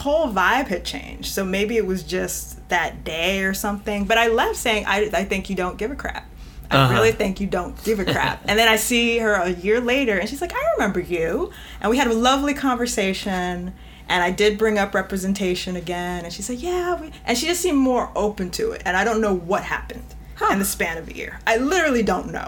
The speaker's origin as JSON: {"language": "English", "region": "New York", "country": "United States", "said": "I'm from New York, so sometimes I just probably have this, no, I know I have this directness to me"}